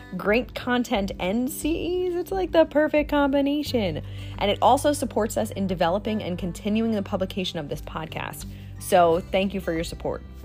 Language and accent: English; Jersey Shore, New Jersey, United States; also born or lived in Hawaii; I was born and raised on the Jersey Shore